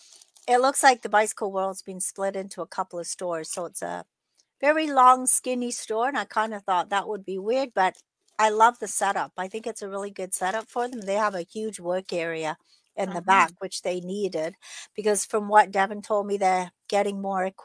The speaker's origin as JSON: {"language": "English", "region": "England", "country": "United Kingdom", "moved": "yes", "said": "I'm from England"}